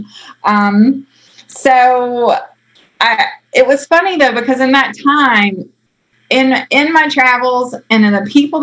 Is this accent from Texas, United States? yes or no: no; outside of Raleigh, Wake County, North Carolina, United States; I grew up outside of Raleigh, Wake County